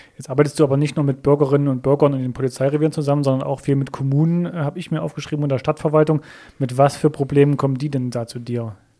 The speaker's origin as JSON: {"language": "German", "region": "Thuringia", "country": "Germany", "tie": "born or raised there", "said": "bei uns in Thüringen, also ich komme aus Thüringen"}